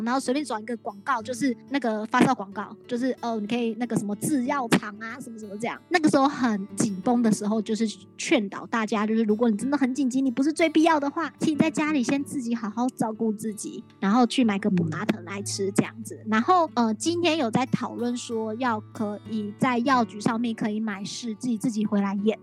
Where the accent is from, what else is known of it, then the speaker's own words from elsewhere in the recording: Taiwan; 我是来自台湾的